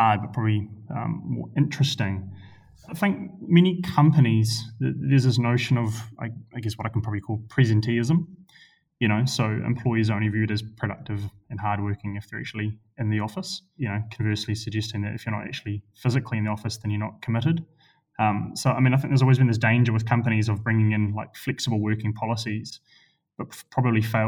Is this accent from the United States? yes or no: no; Christchurch, Canterbury, New Zealand; moved away; I grew up in Christchurch